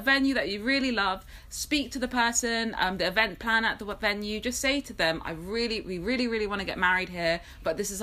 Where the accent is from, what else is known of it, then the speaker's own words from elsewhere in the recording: London, United Kingdom; I grew up in London